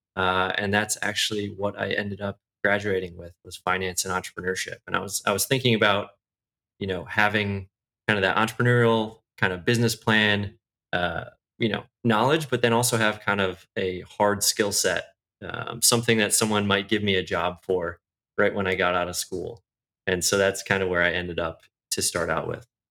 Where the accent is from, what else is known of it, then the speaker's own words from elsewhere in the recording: outside of Chicago, Illinois, United States; moved away as an adult; also born or lived in Bay Area; now in Irvine, United States; I grew up outside of Chicago, actually. So I was there until college